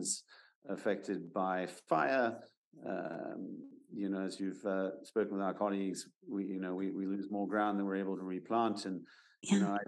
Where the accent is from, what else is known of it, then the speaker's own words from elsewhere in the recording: Belgium; moved away; also born or lived in Northern California; I'm originally from Belgium, and I grew up in the woods, walking around with my father and grandfather